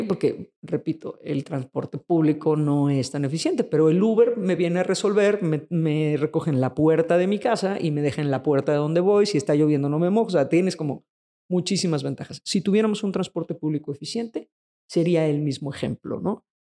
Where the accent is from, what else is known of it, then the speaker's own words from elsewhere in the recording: Mexico; en nuestro país y en el resto de Latinoamérica